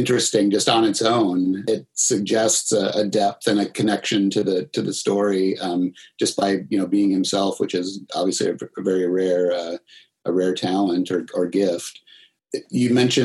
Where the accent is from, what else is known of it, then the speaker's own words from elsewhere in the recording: Minnesota, United States; where I grew up in Minnesota